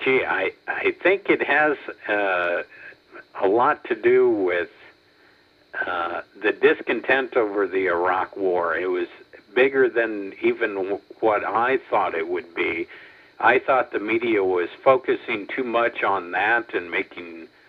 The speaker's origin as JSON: {"language": "English", "region": "Iowa", "country": "United States", "tie": "born or raised there", "also_born_or_lived": "Memphis", "moved": "as an adult", "said": "I was born and raised in Iowa like you"}